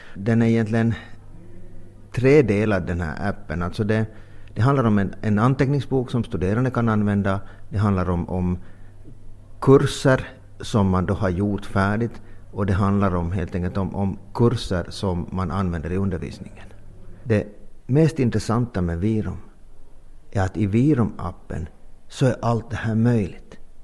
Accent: Finland; vi är finlandssvenskar

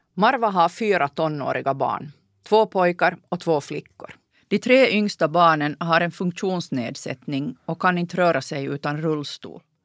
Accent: Ostrobothnia, Finland; Landade i Månäs i Nykarleby

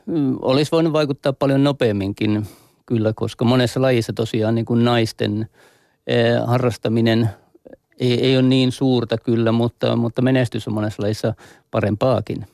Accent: Mikkeli, South Savo, Finland; meillä, meillä päin Mikkelissä

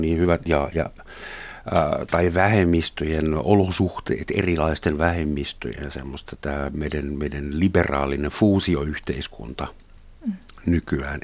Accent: West Germany, Germany; now in Finland; mä mä Saksasta kotoisin, Länsi-Saksasta

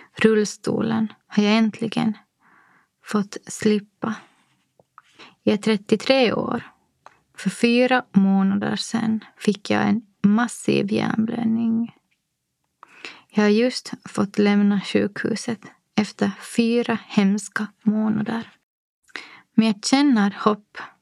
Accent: Nykarleby, Ostrobothnia, Finland; moved away as an adult; also born or lived in Helsinki; now in Espoo, Finland; Min barndom i Nykarleby med tre systrar var kärleksfull och odramatisk

